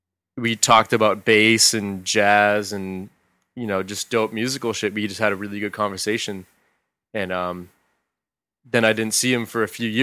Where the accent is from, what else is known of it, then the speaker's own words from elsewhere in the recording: Boston, Massachusetts, United States; Well, first off, we're from the Boston area. Mm-hmm. We're from New England, so.